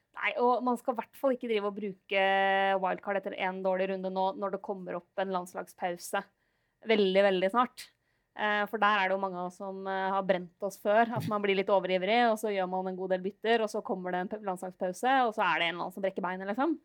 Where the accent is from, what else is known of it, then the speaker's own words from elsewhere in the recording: Lillehammer, Innlandet, Norway; moved away; hjemme på Lillehammer